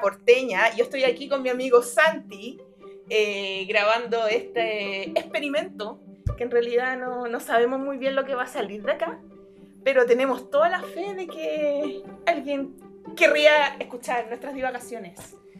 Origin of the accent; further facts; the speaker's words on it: Valparaíso, Chile; yo soy porteña